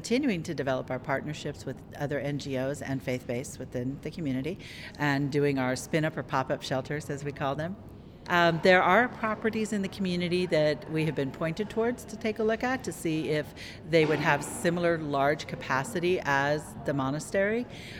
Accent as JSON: {"language": "English", "town": "Tucson", "region": "Arizona", "country": "United States", "tie": "born or raised there", "said": "I was born and raised here in Tucson"}